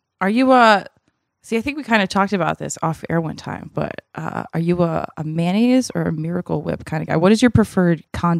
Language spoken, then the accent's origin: English; Massachusetts, United States; But as a kid growing up in Massachusetts, I would go to the Big Y, which is a grocery store up there, like with my mom